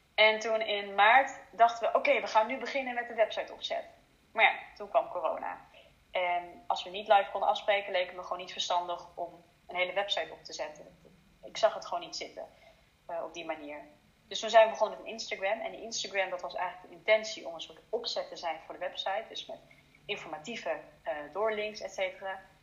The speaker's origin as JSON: {"language": "Dutch", "country": "Netherlands", "tie": "born or raised there", "also_born_or_lived": "China", "said": "Ik zie mezelf voornamelijk als Nederlander"}